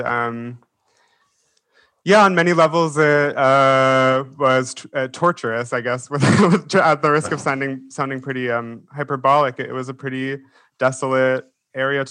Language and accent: English; Pittsburgh, Pennsylvania, United States; moved away; I grew up in Pittsburgh